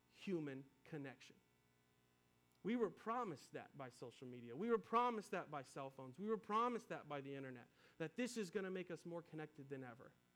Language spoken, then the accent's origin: English; Nashville, Tennessee, United States; moved away as an adult; also born or lived in Antioch, Tennessee; I grew up here in Nashville, and I spent, um, I don't know, about ten years away